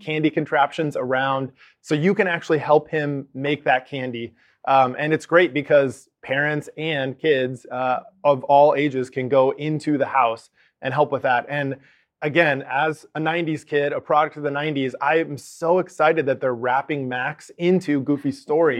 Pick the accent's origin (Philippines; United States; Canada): United States; Arizona; we're from Arizona